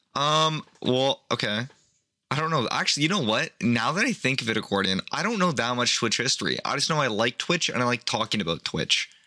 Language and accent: English; Canada; I'm Canadian